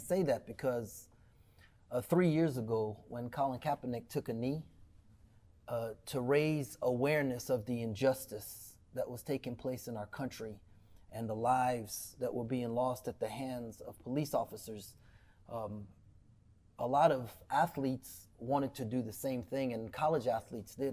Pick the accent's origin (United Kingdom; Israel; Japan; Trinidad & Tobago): Trinidad & Tobago; also born or lived in Cleveland, Texas; now in Waco, United States; I was born in Trinidad